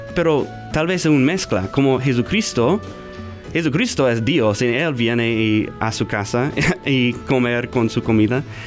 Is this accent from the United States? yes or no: yes; Omaha, Nebraska, United States; Spanish is a second language; Yo está aquí de, Omaha, yo nací aquí